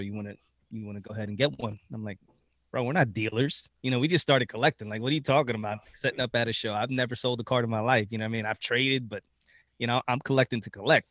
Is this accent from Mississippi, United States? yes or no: no; Reading, Pennsylvania, United States; we are actually uh, born in Reading, Pennsylvania